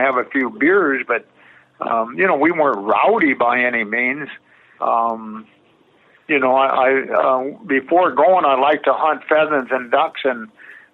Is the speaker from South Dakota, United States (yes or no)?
yes; White, South Dakota, United States; I'm going back to a little town of White South Dakota